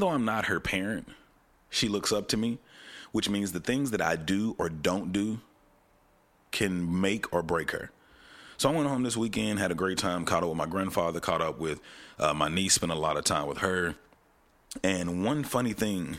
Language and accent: English; Texarkana, Texas, United States; moved away; I'm from Texarkana, Texas, a little small town right on the cusp of Arkansas and Texas, definitely on the Texas side